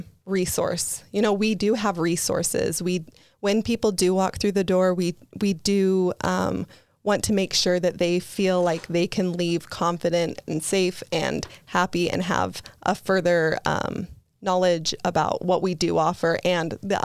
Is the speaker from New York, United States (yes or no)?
no; Bountiful, Utah, United States; born and raised in Bountiful, Utah. So yeah, it hits close to home. You know, I grew up in an LDS home